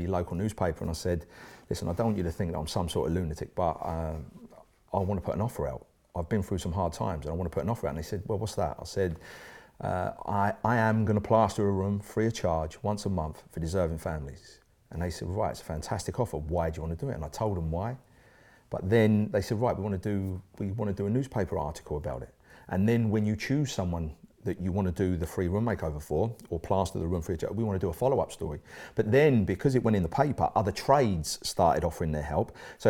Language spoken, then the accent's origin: English; East of England, United Kingdom; now in Swansea, United Kingdom; So I had to make a fresh start, and I came from Essex to Swansea, which is where I'm now living with my beautiful wife Emma